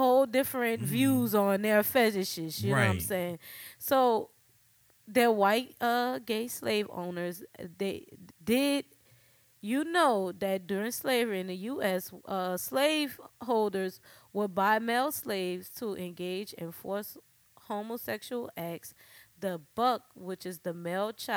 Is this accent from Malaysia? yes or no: no; New Orleans, Louisiana, United States; accent: New Orleans; my New Orleans accent